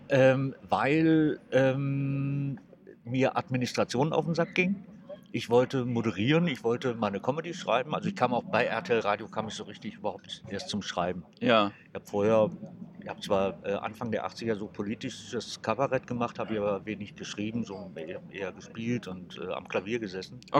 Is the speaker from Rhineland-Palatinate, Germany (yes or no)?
no; Saarland, Germany; moved away as an adult; also born or lived in Frankfurt; Ich komme aus dem Saarland. Du kommst aus dem Saarland? ja. Woher genau? Äh, aus dem Hochwald.